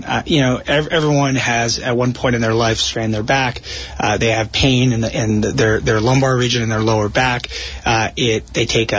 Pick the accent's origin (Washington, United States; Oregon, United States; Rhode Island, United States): Rhode Island, United States; moved away as an adult; also born or lived in New York City / San Francisco; now in New Jersey, United States; I grew up in Rhode Island and subsequently went to medical school at Brown University in Rhode Island